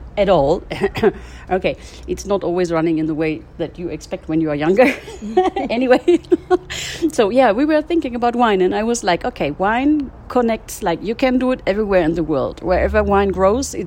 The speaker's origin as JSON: {"language": "English", "region": "Berlin", "country": "Germany", "tie": "born or raised there", "also_born_or_lived": "France / Rheingau, Germany", "moved": "as an adult", "lives_now": "Yerevan, Armenia", "said": "I grew up in Berlin"}